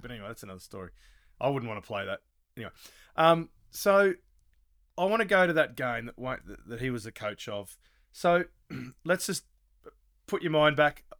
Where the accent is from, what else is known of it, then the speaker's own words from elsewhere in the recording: Australia; now in New Zealand; as an Australian living in New Zealand